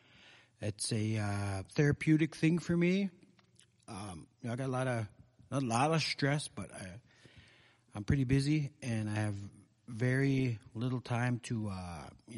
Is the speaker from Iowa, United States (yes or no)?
no; Red Lake, Minnesota, United States; growing up in Red Lake, there's a lot of stuff going on around the Red Lake Nation